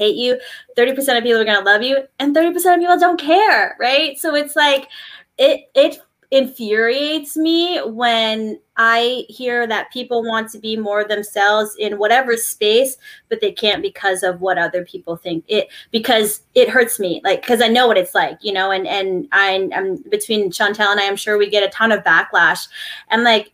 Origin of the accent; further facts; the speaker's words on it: New Jersey, United States; I'm from Jersey